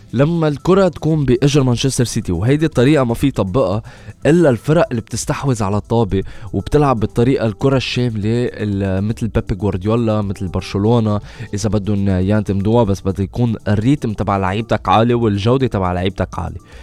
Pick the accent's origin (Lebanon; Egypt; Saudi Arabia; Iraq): Lebanon; نحن كلبنانية